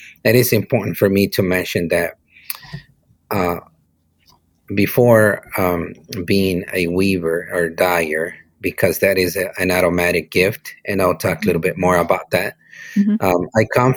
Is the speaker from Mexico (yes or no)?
yes; Teotitlan del Valle, Oaxaca, Mexico; English is a second language; now in Ventura, United States; Born and raised in Oaxaca, Mexico, in Teotitlan del Valle. But my studio is in Ventura, in California.